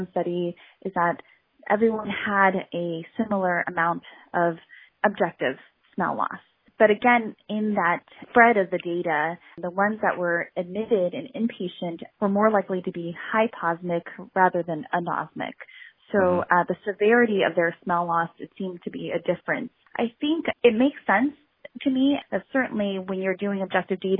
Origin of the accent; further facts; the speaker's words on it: Southern California, United States; I grew up in Southern California